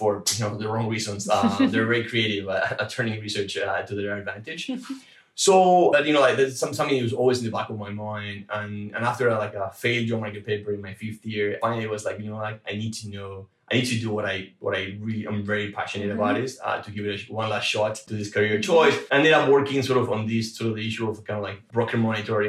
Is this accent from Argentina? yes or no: yes; Argentina; moved away; I'm originally from Argentina